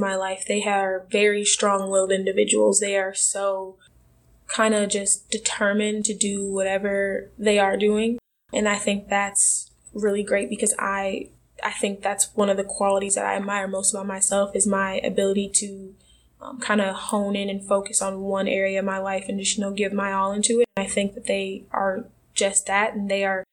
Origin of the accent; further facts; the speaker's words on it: Milwaukee, Wisconsin, United States; moved away as an adult; now in Des Moines, United States; I grew up in Milwaukee, Wisconsin